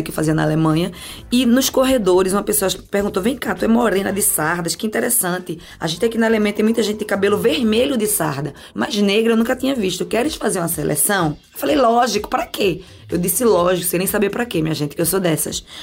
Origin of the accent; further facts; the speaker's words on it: Recife, Pernambuco, Brazil; moved away as an adult; now in Germany; eu nasci no Morro da Conceição, me criei Linha do Tiro